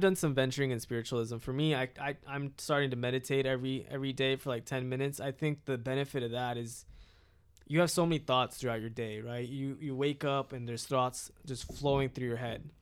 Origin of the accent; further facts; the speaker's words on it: United States; my parents immigrated here from India, uh, and I was born in America